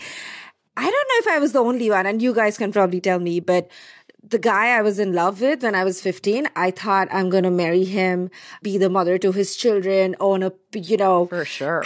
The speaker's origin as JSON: {"language": "English", "country": "India", "tie": "born or raised there", "moved": "yes", "said": "I was growing up in India"}